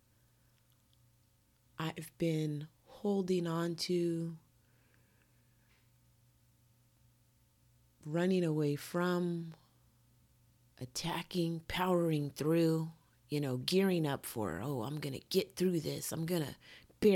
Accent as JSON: {"language": "English", "country": "United States", "tie": "born or raised there", "said": "I'm born and raised in America, so my culture is American"}